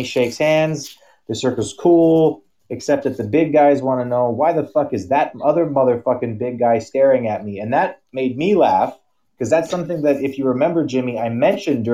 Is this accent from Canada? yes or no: yes; Canada; we're Canadian